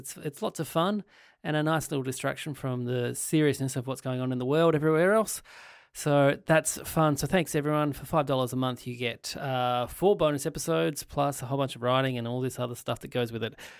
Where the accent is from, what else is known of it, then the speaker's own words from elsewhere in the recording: Ireland; That's I'm from Ireland. Come on!